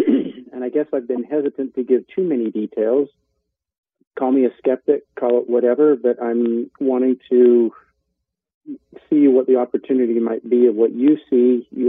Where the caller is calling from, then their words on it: St. George, Utah, United States; I'm calling you from St. George, Utah.